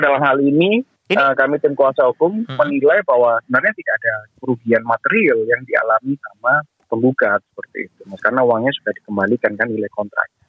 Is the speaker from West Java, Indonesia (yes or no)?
no; Surabaya, East Java, Indonesia; saya juga warga Surabaya